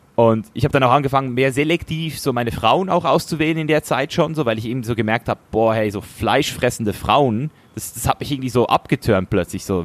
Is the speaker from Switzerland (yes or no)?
yes; Switzerland; als Schweizer Junge